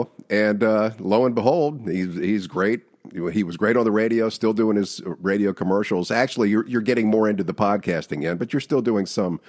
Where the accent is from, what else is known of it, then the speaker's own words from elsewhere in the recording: Bowie, Maryland, United States; moved away as an adult; also born or lived in Baltimore, Maryland / Virginia; I was born in Baltimore, raised between Baltimore and Washington in a town called Bowie, and then went back to Baltimore to go to college